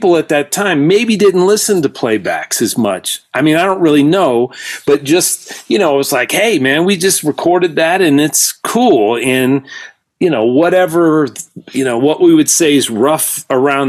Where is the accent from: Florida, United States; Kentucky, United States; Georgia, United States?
Georgia, United States; I'm from Georgia